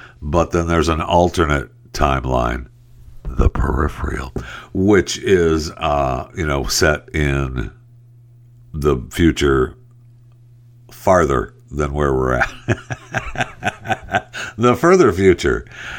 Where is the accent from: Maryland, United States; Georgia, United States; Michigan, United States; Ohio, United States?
Michigan, United States; Saginaw; You know that I'm from Saginaw right there originally.